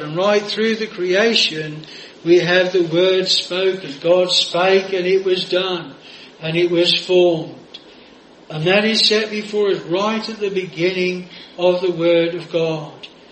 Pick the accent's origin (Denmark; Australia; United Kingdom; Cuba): Australia; moved away; over in Australia. I used to uh, go on the Saturday and went back to my hometown, which we were brought up 10 miles from where I was then living